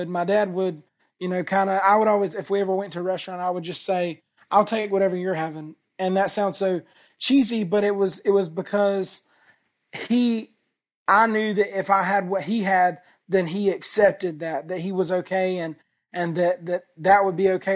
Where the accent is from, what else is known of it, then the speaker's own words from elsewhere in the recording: the South, United States; I grew up in the South